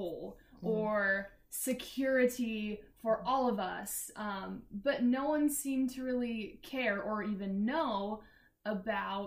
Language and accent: English; Grinnell, Iowa, United States; I'm from Grinnell, Iowa. That's my hometown